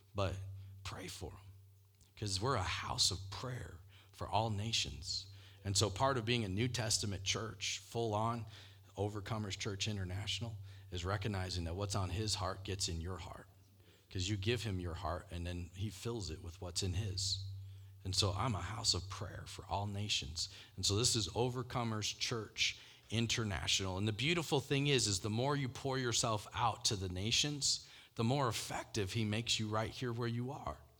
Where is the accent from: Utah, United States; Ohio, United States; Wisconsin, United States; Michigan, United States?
Michigan, United States; moved away as an adult; also born or lived in Denver, Colorado / Brazil; I grew up in Michigan